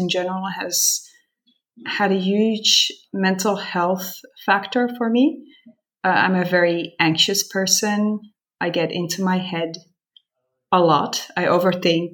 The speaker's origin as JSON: {"language": "English", "country": "Netherlands", "tie": "born or raised there", "also_born_or_lived": "San Francisco, United States", "moved": "as an adult", "lives_now": "Montreal, Canada", "said": "I was born and raised in Holland."}